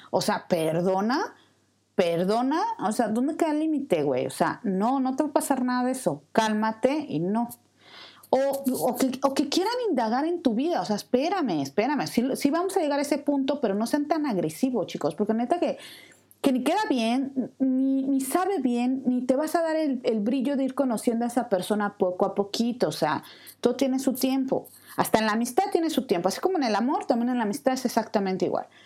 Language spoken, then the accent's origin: Spanish; Mexico City, Mexico; moved away as an adult; Yo soy de la Ciudad de México